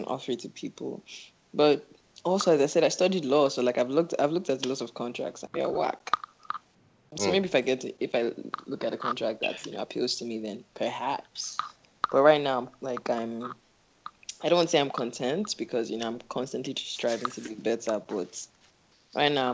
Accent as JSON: {"language": "English", "town": "Abuja", "region": "Federal Capital Territory", "country": "Nigeria", "tie": "born or raised there", "also_born_or_lived": "England", "moved": "as an adult", "said": "grew up in Abuja. Most of my life spent in Abuja. I went to school in England"}